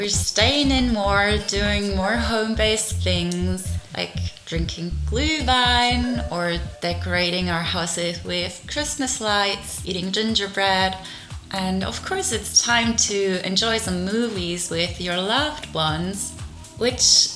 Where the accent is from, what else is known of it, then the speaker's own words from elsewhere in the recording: Germany; as a German girl